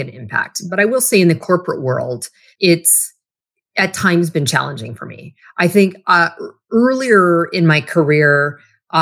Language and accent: English; Western Canada, Canada; moved away as an adult; also born or lived in Toronto; I grew up in a small, like Western town. Like I grew up in Canada, but I call the city I was in is like Texas North.